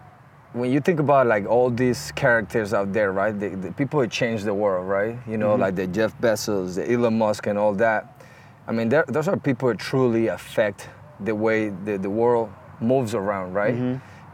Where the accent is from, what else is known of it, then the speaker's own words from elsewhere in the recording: Colombia; moved away; Yeah, so you know, I moved here from Colombia.